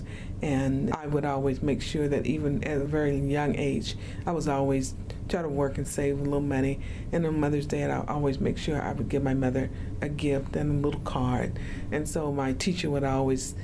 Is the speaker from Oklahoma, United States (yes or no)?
yes; Oklahoma, United States; now in Utah, United States; I grew up in Oklahoma and went to school there in Oklahoma